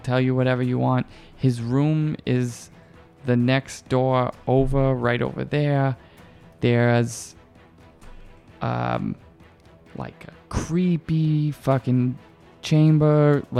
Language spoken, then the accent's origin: English; Boston, Massachusetts, United States; moved away; I grew up in Boston.